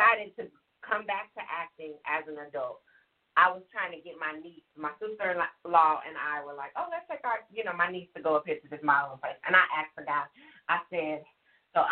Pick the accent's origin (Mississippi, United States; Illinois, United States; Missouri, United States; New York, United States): Illinois, United States; Chicago; moved away; also born or lived in Alabama / Georgia; I grew up in Chicago. Like, I grew up in Roseland.